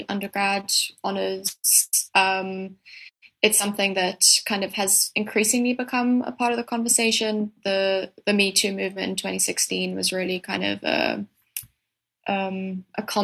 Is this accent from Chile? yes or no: no; Cape Town, Western Cape, South Africa; I'm from Cape Town